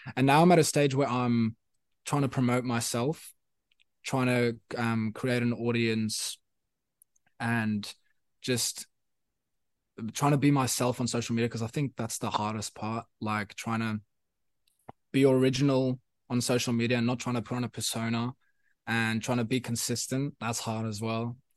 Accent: South Africa; first language Afrikaans; English is a second language; now in Sydney, Australia; thinking in Afrikaans, which was my, which is my first language

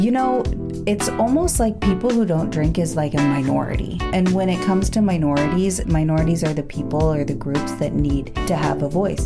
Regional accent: Oregon, United States; I'm from Oregon, a town of 1,700 people. It's a farm town.

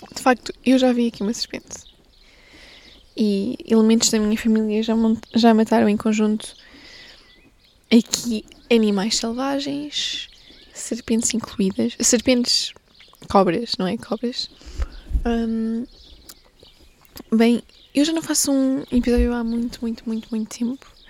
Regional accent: Portugal; eu sou portuguesa

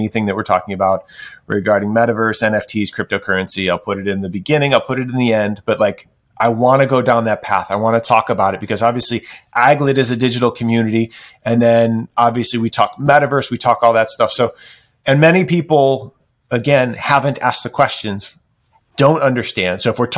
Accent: Midwest, United States; moved away as an adult; now in Oregon, United States; I grew up in the Midwest

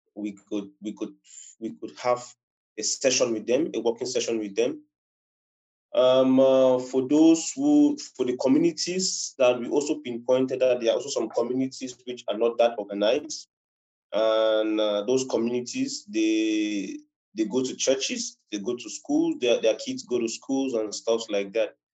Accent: Cameroon; I'm a Cameroonian. I reside in Cameroon.

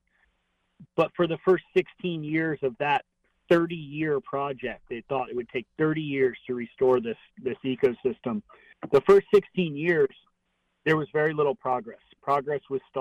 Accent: Sanibel, Florida, United States; I'm born and raised in Southwest Florida. Grew up on a little island called Sanibel off the coast of Fort Myers.

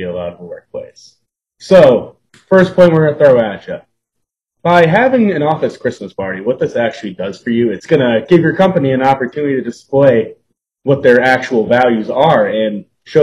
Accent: Scranton, Pennsylvania, United States; from Scranton, PA

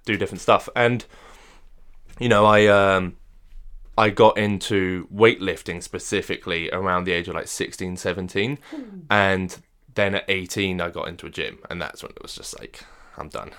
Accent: France; moved away; I was brought up in France

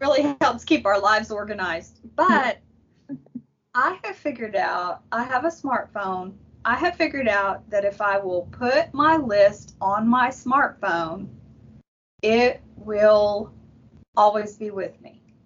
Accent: Arlington, Texas, United States; now in Kaufman County, United States; I was raised in Arlington and Tarrant County, so it's close enough to home.

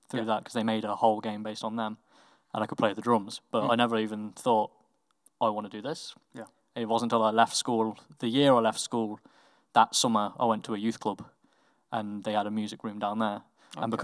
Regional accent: Coventry, West Midlands, United Kingdom; I was born in Coventry in well, it's University Hospital now, but the original like hospital. Yeah, yeah. Walsgrave. I went to school at St Augustine's Primary and then Cardinal Newman Catholic.

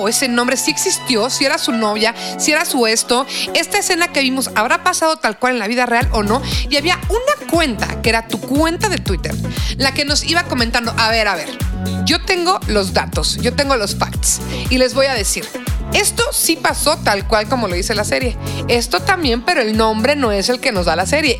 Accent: Mexico; nos unió tanto como mexicanos

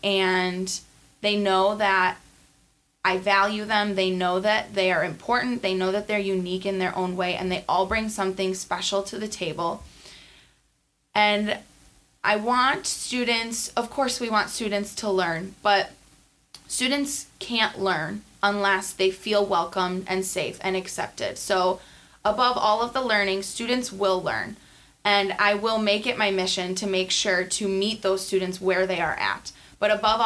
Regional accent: South Milwaukee, Wisconsin, United States; This is in my hometown. I had loved everything about going to Rawson and attending that grade school.

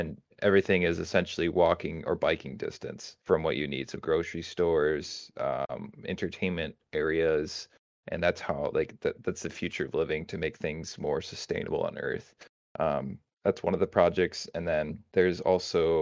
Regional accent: United States; me as an American

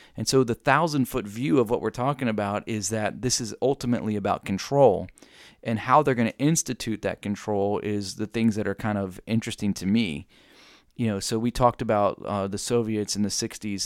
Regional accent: United States; as an American citizen

